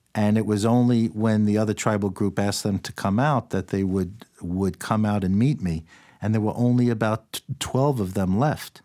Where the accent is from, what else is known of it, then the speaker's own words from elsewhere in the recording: New York City, New York, United States; I grew up in New York City.